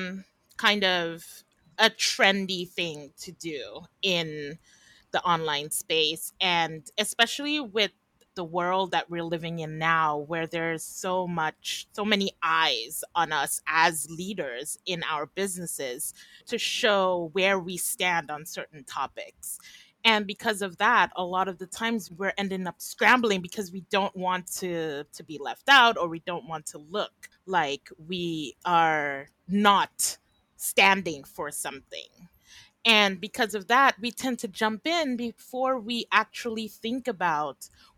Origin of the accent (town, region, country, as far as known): Trinidad & Tobago